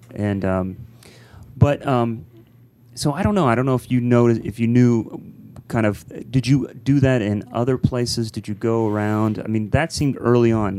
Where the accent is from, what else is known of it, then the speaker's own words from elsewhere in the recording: Columbus, Ohio, United States; we're both from Columbus